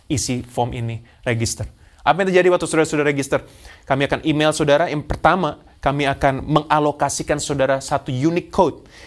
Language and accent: Indonesian; Surabaya, East Java, Indonesia; now in Perth, Australia; Yaitu saya pindah kota dari Surabaya saya saya dulu adalah jemaat tertanam dari saya lahir eh, dari saya ke pindah Surabaya jemaat tertanam gereja lokal saya gereja Bethel Tabernacle Kristus Pengasih